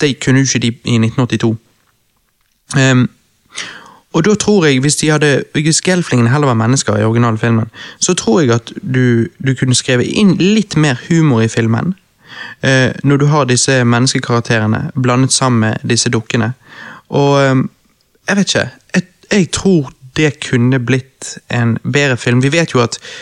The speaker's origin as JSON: {"language": "Norwegian", "town": "Bergen", "region": "Vestland", "country": "Norway", "said": "jeg som bergenser"}